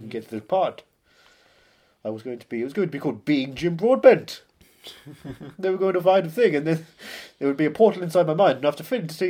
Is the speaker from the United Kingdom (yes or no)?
yes; East of England, United Kingdom; I come from Essex.